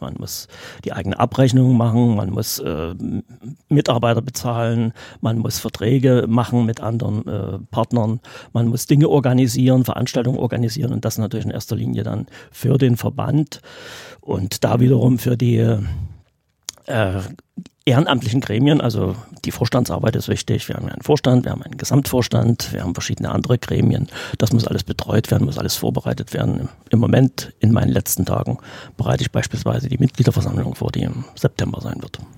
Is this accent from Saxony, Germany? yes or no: yes; Radebeul, Saxony, Germany; ich bin ja hier in Radebeul geboren, also bin aus der Gegend